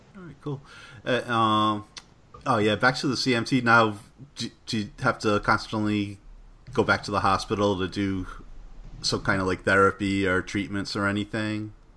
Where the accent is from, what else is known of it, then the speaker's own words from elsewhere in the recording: Rhode Island, United States; I'm from Rhode Island